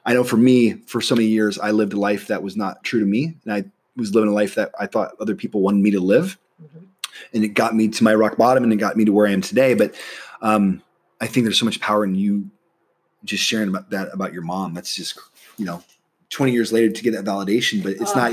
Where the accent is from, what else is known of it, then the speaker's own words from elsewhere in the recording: Nebraska, United States; moved away as an adult; I'm from Nebraska